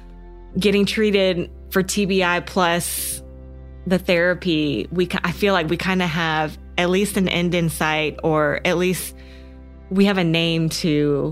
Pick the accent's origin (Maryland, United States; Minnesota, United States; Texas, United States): Texas, United States; College Station; I'm from College Station, Texas. And so that has kind of been my dream college.